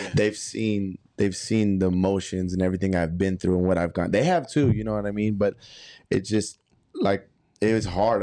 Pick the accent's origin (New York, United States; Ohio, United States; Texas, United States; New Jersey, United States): Texas, United States; Arlington; moved away; also born or lived in California; I was born and raised in Arlington, Texas